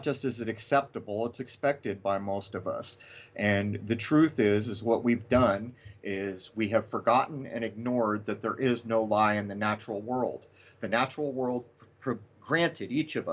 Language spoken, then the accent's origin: English; United States; when I was young in this country